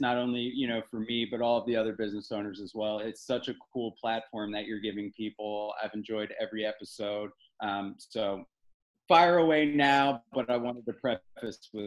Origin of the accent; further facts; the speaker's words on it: Philadelphia, Pennsylvania, United States; now in Raleigh, United States; I am a Philadelphian